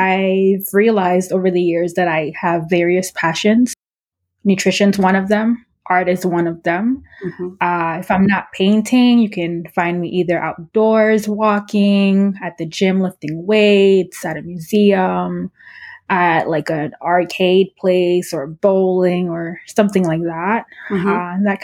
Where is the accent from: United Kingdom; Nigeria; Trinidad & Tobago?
Trinidad & Tobago; now in Florida, United States; I was born in Trinidad, which is mm-hmm. an island in the Caribbean. Mm-hmm. I currently live in the United States, and the state that I live in is Southern Florida. Mm-hmm. Or Florida, but I live in the south part of it.